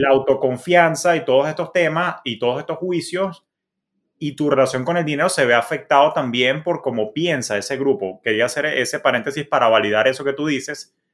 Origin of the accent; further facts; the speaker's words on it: Maracay, Aragua, Venezuela; born there; Por eso yo nací en Maracay, por carambola